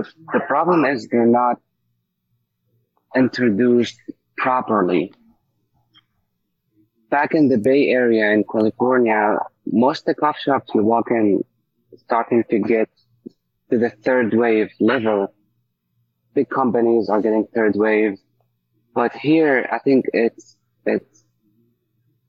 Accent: Damascus, Damascus Governorate, Syria; moved away as an adult; also born or lived in Egypt / San Francisco; now in Pittsburgh, United States; I'm from Syria, specifically Damascus.

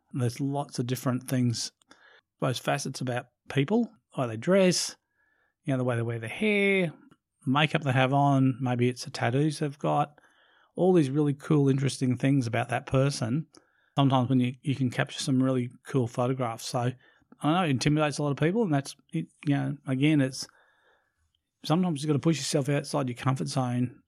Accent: Brisbane, Queensland, Australia; in Brisbane in my, in my hometown

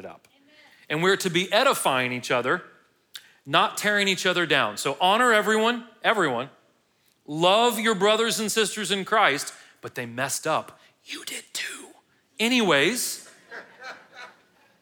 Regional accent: United States; I'm an American

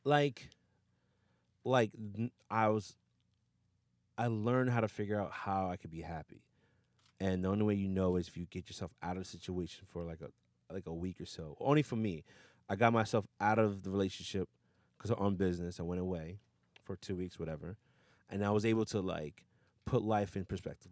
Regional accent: New Rochelle, New York, United States; also born or lived in Yonkers / Westchester; born and raised in New Rochelle

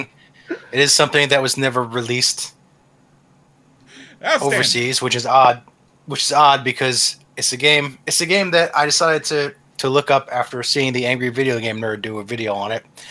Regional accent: New Jersey, United States; I'm from New Jersey

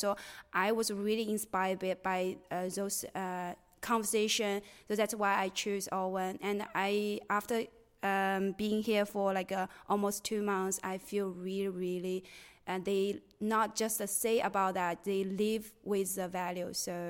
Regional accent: China; English is a second language; moved away as an adult; now in United States; I'm from China, and I'm an international student. And the reason that why I choose Owen is because I'm from tier two city in China

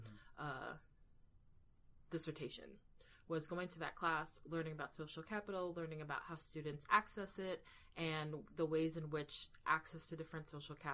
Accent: Florida, United States; moved away as an adult; now in New York, United States; I was a young Floridian

